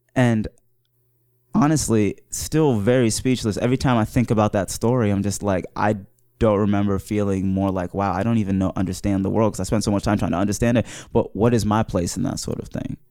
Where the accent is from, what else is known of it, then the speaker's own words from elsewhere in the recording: Wooster, Ohio, United States; also born or lived in Mauritania; I was, uh, raised in Worcester, Ohio